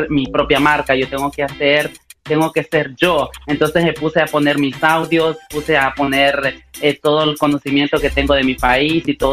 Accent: Honduras; O sea, ellos ya mm. saben eh, nuestra manera de hablar y todo esto. La gente dice, no, este es de Honduras, sí o sí.

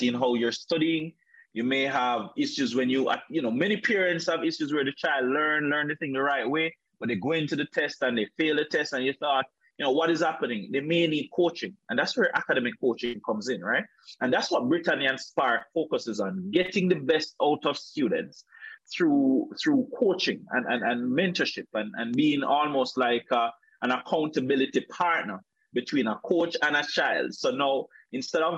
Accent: Calabar, Trelawny, Jamaica; rural Jamaica, like where I'm from. I'm from Trelawney. Grew up in a place called Calabar.

